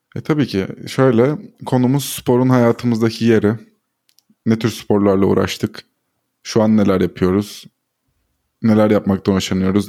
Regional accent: Istanbul, Turkey; Bizim ortaokulumuz e, Galatasaray Spor Kulübü'nün Florya'daki e, kompleksine yakındı

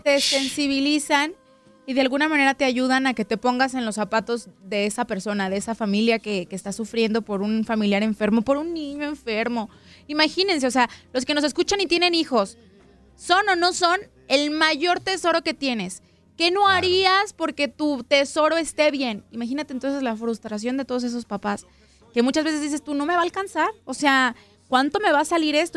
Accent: Mexico; Yo soy mexicana.

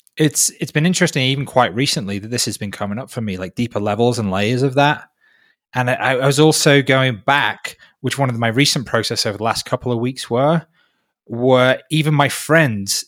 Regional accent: North Wales, United Kingdom; now in Peru; I grew up in North Wales.

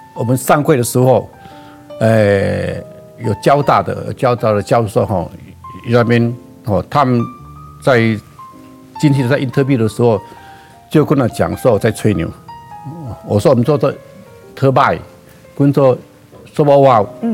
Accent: Gangshan, Kaohsiung, Taiwan; 我的故乡那边，冈山路

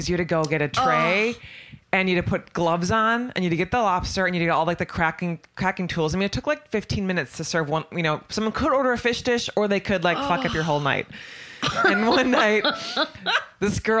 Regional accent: Manitowoc, Wisconsin, United States; moved away; I grew up on Lake Michigan

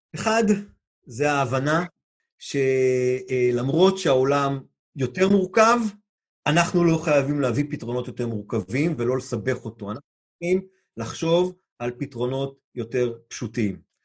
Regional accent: Israel; לנו כישראלים

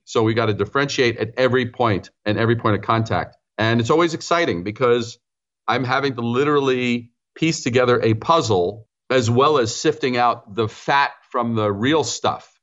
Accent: New York City, New York, United States; also born or lived in Brooklyn / Long Island / Manhattan; I'm a native New Yorker, as you mentioned. So I was born in Brooklyn, raised in Queens

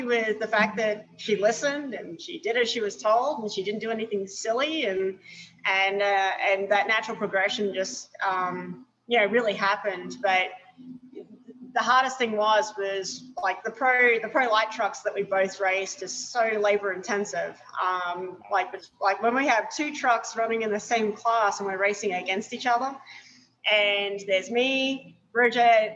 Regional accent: Australia; moved away as an adult; now in United States; Hey, we're Australian

